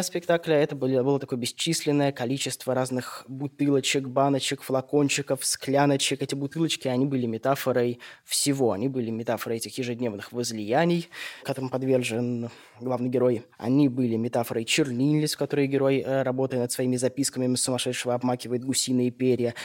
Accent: Saint Petersburg, Russia; мы сами, уроженцы Петербурга

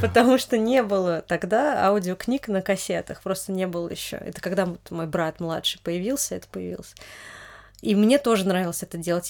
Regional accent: Noginsk, Moscow Oblast, Russia; я родилась в Нодинске, это московская область

